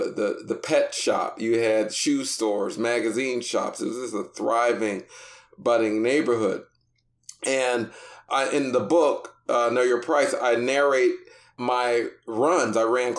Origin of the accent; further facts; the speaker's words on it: Wilkinsburg, Pennsylvania, United States; Wilkinsburg, Pennsylvania. It's a small majority Black city or borough surrounded by Pittsburgh on three sides. And for most of my life, I never knew where Pittsburgh began or Wilkinsburg ended. It was all kind of blended in this community, but it was a great place to grow up. I was born in 1970